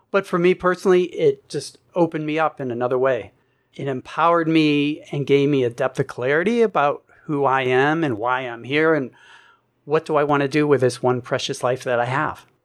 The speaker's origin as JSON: {"language": "English", "region": "East Coast", "country": "United States", "tie": "born or raised there", "said": "And I grew up on the East Coast. I said, no, nah, I'm done with the East Coast."}